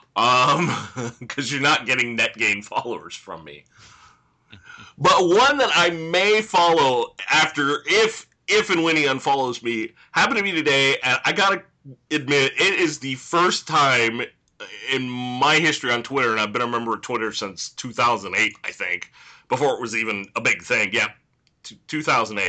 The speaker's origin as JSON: {"language": "English", "region": "California", "country": "United States", "said": "as a Californian"}